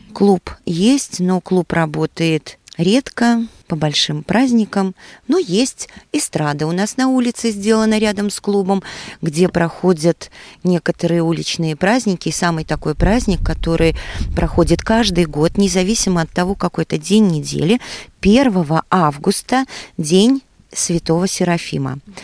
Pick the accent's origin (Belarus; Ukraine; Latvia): Latvia; Ludza, Ludza Municipality; moved away as an adult; now in Goliševa, Latvia; родилась и выросла в Лудзе, родители у меня тоже оттуда